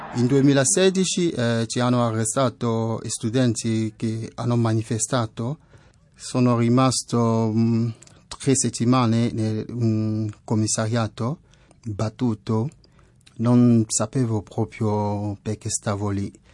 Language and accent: Italian; West, Cameroon; Italian is a second language; moved away as an adult; also born or lived in Douala, Cameroon; now in Italy; Vengo da Camerun, che è un paese dell'Africa centrale. Ho vissuto in una città che si chiama Douala. Prima stavo nel mio villaggio all'ovest del paese